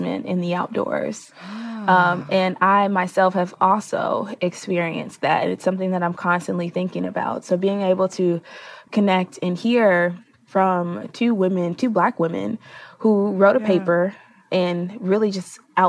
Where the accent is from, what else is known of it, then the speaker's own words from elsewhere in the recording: Chicago, Illinois, United States; my hometown in Chicago